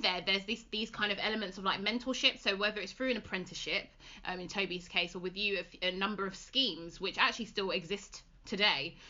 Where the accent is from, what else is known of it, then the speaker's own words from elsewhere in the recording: London, United Kingdom; moved away; also born or lived in West Midlands; we're originally from London